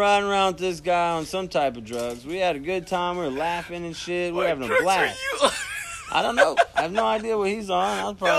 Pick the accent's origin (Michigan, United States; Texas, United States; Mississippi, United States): Mississippi, United States; I'm from Mississippi. And I was a crazy white guy at one point hanging out with you.